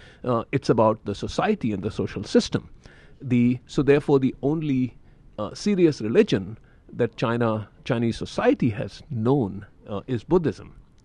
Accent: India; I'm from India.

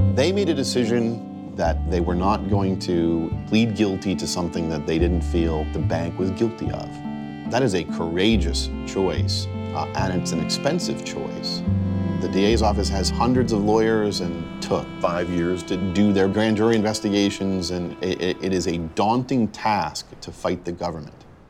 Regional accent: Hampton, Virginia, United States; moved away; I grew up in Hampton, Virginia

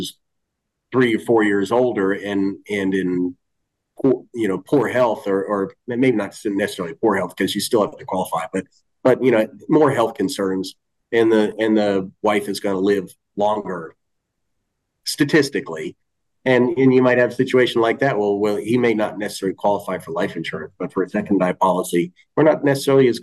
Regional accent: about 30 miles from Boston, Massachusetts, United States; moved away; about 30 miles away from Boston

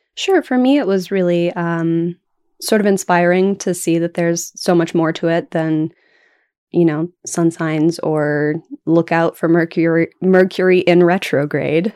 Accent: Oklahoma, United States; also born or lived in Puget Sound, Washington; now in Washington, United States; I am originally from Oklahoma

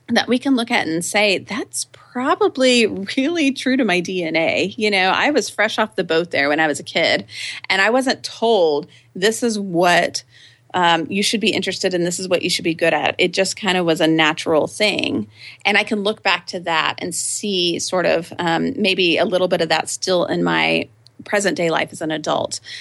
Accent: Austin, Texas, United States; I grew up here in Austin, Texas, and lived in the same house from age two to eighteen

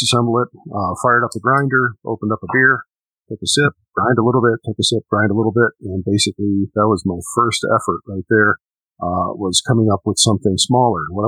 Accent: Chicago, Illinois, United States; moved away; I'm from Chicago originally, still have family back there

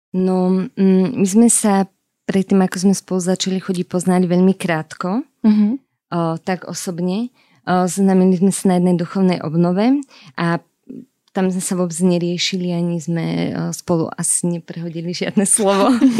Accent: Orava, Žilina Region, Slovakia; pochádzam z Oravy

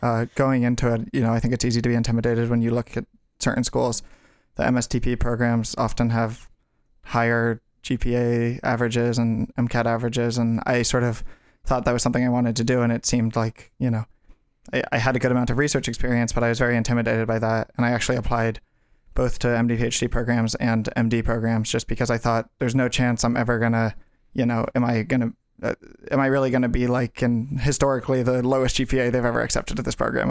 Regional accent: Brookline, Massachusetts, United States; moved away; I'm from Brookline, Massachusetts

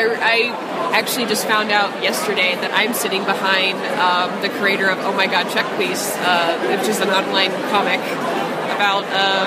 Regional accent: the South, United States; I'm from the South.

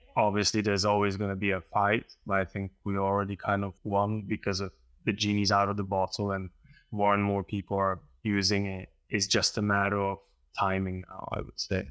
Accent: Slovenia; I come from Slovenia

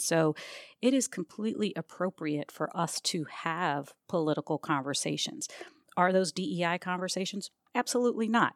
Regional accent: Maryland, United States; also born or lived in Albany, New York; I was born in Albany, but at age four, we moved down to Maryland

